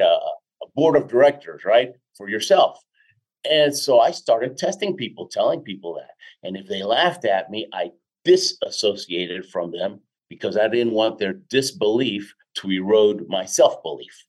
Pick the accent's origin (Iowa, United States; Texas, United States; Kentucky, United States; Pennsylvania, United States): Texas, United States; Houston; also born or lived in Argentina / Queens, New York; now in Colorado, United States; I was born in Argentina. My dad was a chemical engineer with Exxon. We moved to the states when I was six. Hmm. We were in um, in uh, Jackson Heights, uh, Queens, New York, for a couple yep. of years. Then most of my life in Houston.